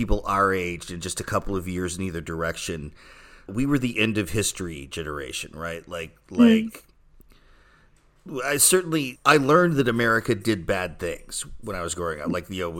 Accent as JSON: {"language": "English", "region": "the South", "country": "United States", "tie": "born or raised there", "lives_now": "France", "said": "growing up in the South, in the U.S., where there's a lot of military displays on Independence Day."}